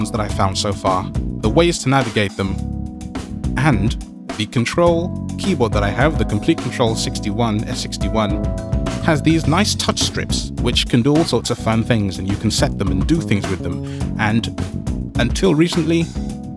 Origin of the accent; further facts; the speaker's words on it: London, United Kingdom; I come from London